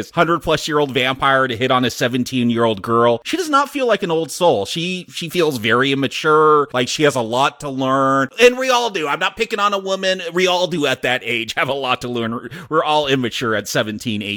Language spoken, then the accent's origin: English; United States; I'm American